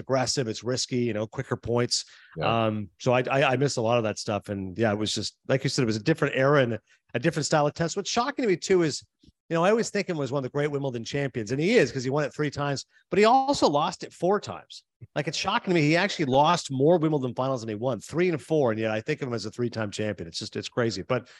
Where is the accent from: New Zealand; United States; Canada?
Canada; You hear some people mention hockey players, again, being Canadian, they hear a lot of votes for hockey